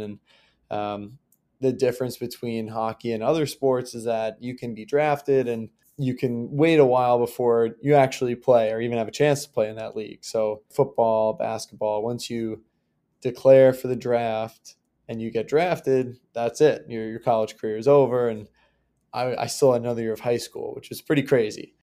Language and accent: English; Long Island, New York, United States; I grew up on Long Island in New York